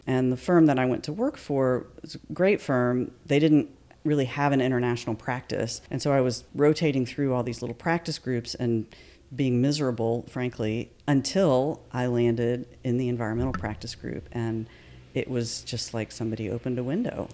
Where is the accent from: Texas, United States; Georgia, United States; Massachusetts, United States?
Georgia, United States; Atlanta; moved away as an adult; also born or lived in Davidson, North Carolina / New York; now in Asheville, United States; I was born in Atlanta, Georgia, okay. and that's where I was raised